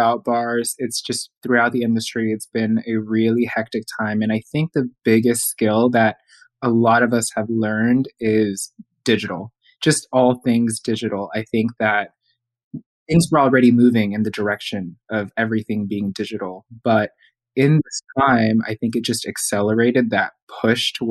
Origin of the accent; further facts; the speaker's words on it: Houston, Texas, United States; moved away as an adult; also born or lived in New York City; my hometown, Houston